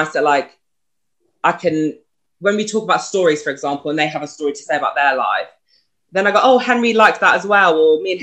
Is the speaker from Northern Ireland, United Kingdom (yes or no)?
no; Brighton, South East England, United Kingdom; I'm 25 and I'm from Brighton